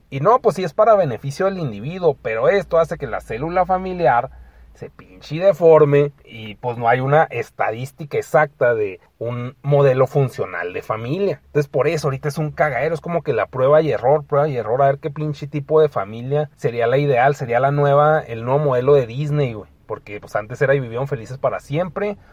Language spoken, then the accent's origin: Spanish; Mexico; siendo mexicano